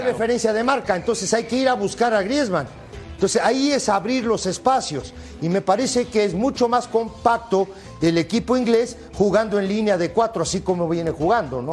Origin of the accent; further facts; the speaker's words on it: Uruguay; yo soy uruguayo